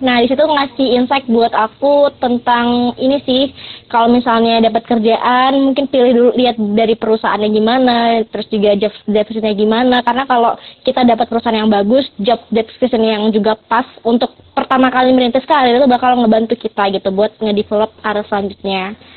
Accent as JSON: {"language": "Indonesian", "town": "Medan", "region": "North Sumatra", "country": "Indonesia", "said": "aku sendiri asalnya dari Medan"}